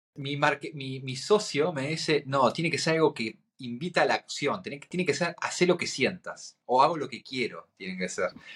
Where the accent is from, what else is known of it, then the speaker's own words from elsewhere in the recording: Argentina; soy un argentino